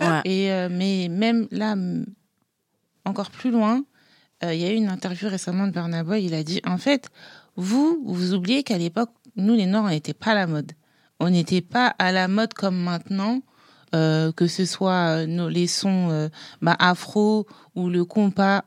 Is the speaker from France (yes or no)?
yes; France; also born or lived in Haiti; je suis française et haïtienne.